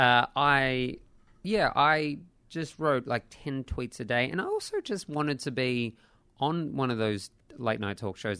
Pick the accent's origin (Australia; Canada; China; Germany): Australia